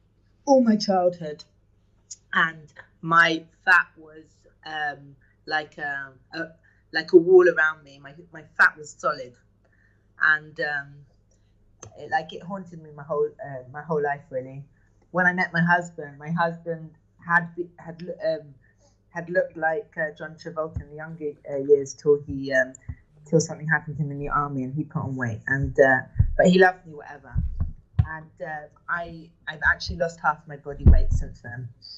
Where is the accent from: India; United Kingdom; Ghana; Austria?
United Kingdom; England; moved away as an adult; now in Modi'in, Israel; I grew up in England.